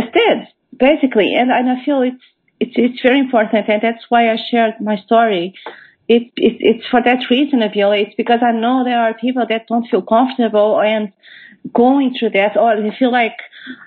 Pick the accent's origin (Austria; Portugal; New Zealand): Portugal; moved away as an adult; now in United Kingdom; I am originally from Portugal. I have relocated to the UK about 10 years ago.